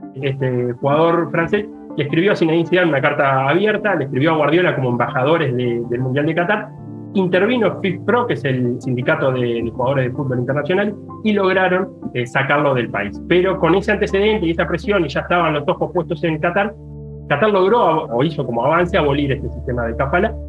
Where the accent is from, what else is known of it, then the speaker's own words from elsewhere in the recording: Uruguay; moved away; en Uruguay, de donde vengo